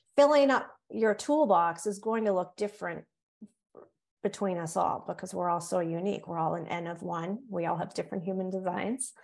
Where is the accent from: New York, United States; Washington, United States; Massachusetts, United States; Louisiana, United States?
Massachusetts, United States; Cape Cod; accent: Yankee; also born or lived in North Carolina; now in Massachusetts, United States; on Cape Cod, where I was raised